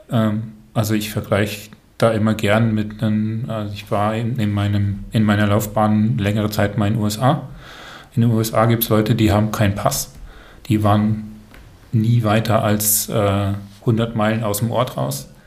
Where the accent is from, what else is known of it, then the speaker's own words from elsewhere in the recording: Brussels, Brussels-Capital Region, Belgium; Ja, bin dort aufgewachsen.